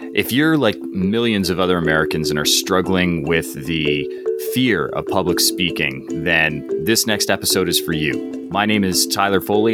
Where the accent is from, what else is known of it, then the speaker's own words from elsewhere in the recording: High River, Alberta, Canada; very small town that I grew up in called High River, Alberta.